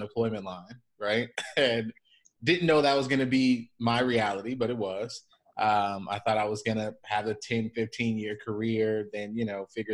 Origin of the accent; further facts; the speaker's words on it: Chicago, Illinois, United States; moved away as an adult; also born or lived in San Diego; born and raised in Chicago